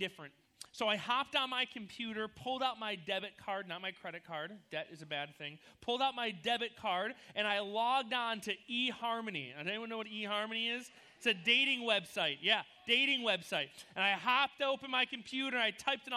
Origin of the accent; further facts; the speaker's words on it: New York, United States; moved away as an adult; also born or lived in Missouri; now in California, United States; we were like inseparable buddies when we lived in New York. We grew up together.